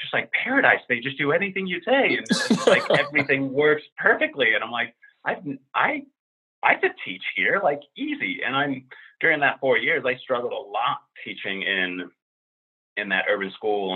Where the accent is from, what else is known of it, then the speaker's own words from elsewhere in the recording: Finland; also born or lived in Central Harlem, New York; now in Washington, D.C. area, United States; a white Finnish guy who's middle aged